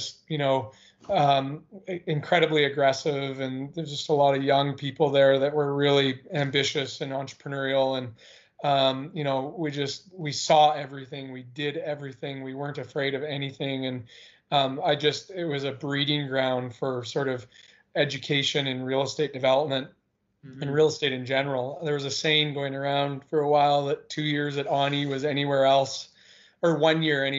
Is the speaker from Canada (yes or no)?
yes; Whistler, British Columbia, Canada; moved away as an adult; now in Vancouver, Canada; I was born and raised in Whistler, British Columbia